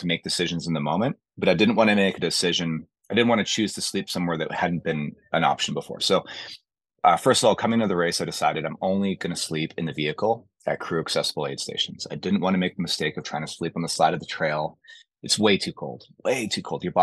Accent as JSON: {"language": "English", "country": "Canada", "said": "Being a Canadian, you know, I can handle the cold"}